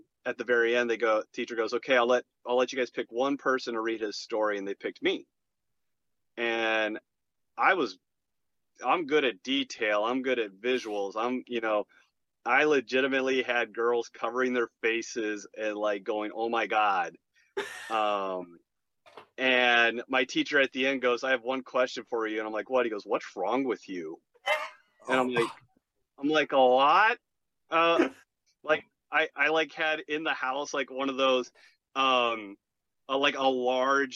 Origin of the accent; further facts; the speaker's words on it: Gilbert, Arizona, United States; also born or lived in Chicago; I grew up in Gilbert, Arizona